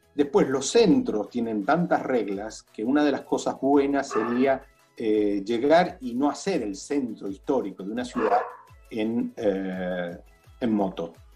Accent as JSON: {"language": "Spanish", "town": "Buenos Aires", "country": "Argentina", "also_born_or_lived": "Italy", "moved": "as an adult", "said": "Yo estaba viviendo en Italia, tengo casa en Italia, volví a Buenos Aires"}